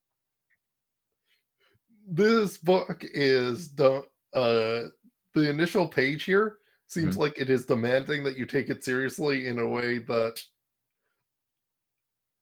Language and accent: English; Canada; as a Canadian